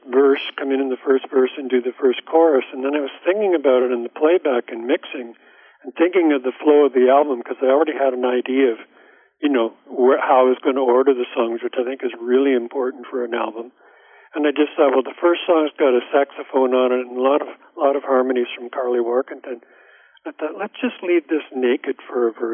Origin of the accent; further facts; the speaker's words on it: Ottawa, Ontario, Canada; I was conceived in Hull, Quebec, but I was born in Ottawa